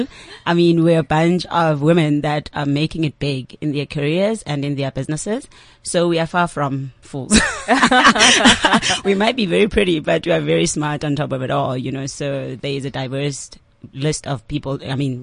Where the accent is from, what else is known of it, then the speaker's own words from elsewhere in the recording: near Sunninghill, Gauteng, South Africa; I come from just down the road from Sunning Hill